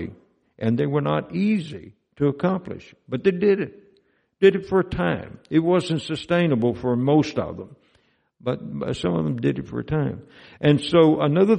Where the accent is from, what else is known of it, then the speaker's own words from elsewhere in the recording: Mississippi, United States; moved away; Mississippi is my home state where I grew up